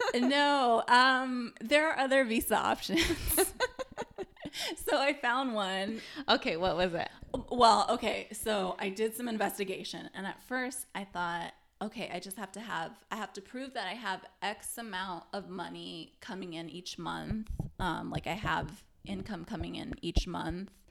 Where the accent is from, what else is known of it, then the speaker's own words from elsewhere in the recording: United States; as an American